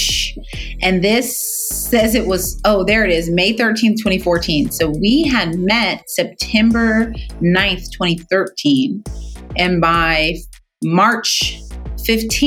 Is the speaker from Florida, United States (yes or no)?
no; Fort Worth, Texas, United States; I'm from Fort Worth, Texas, that at the time my family had 6 doctors in Fort Worth